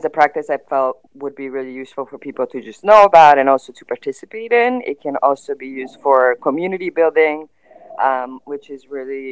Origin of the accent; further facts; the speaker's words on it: Mostar, Federation of Bosnia and Herzegovina, Bosnia & Herzegovina; also born or lived in Philadelphia; now in Los Angeles, United States; I'm from Mostar, and I've always felt, you know, that I'm a Mostarka